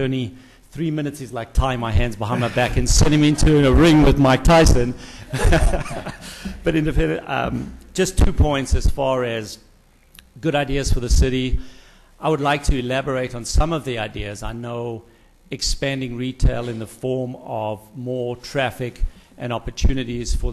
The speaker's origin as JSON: {"language": "English", "country": "South Africa", "moved": "as an adult", "lives_now": "Calabasas, United States", "said": "originally from South Africa, been here many, many years, 22 years, so now I'm just an American with a funny accent"}